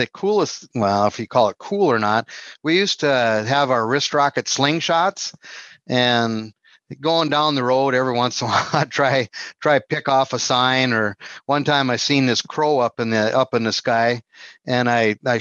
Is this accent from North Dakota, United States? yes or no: yes; Minot, North Dakota, United States; In Minot. Yeah. Born and raised in Minot